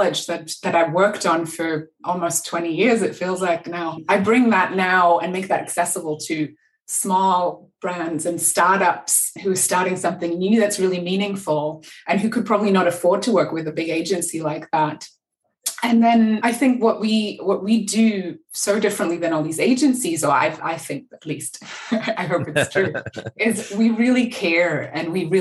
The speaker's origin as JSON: {"language": "English", "region": "Berlin", "country": "Germany", "also_born_or_lived": "Los Angeles", "moved": "yes", "said": "I'm from Berlin originally, and I think I left and moved to LA at some point because I was cold"}